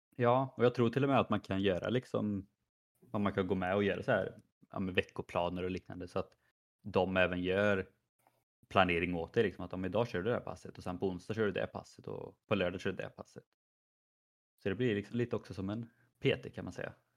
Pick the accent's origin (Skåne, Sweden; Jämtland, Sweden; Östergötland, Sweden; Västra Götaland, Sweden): Västra Götaland, Sweden; Skövde; moved away; när jag var hemma i Skövde